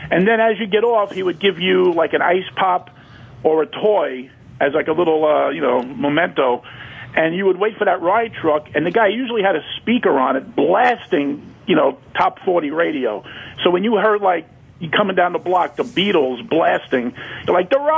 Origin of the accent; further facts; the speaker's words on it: Brooklyn, New York, United States; I, I grew up in Bay Ridge.